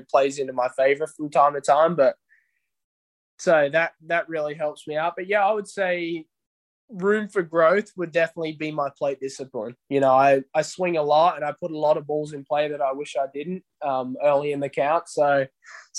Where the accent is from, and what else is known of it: Australia; moved away as an adult; now in United States